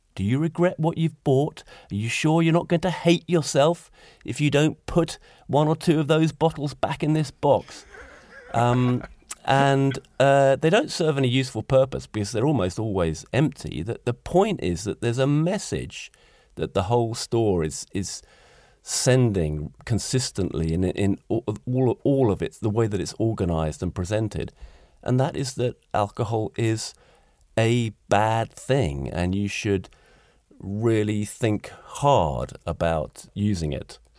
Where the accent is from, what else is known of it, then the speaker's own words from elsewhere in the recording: United Kingdom; moved away as an adult; now in Gothenburg, Sweden; I'm a Brit